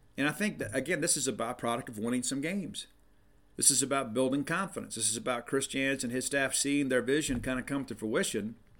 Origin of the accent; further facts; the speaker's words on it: South Mississippi, United States; moved away; I'm from South Mississippi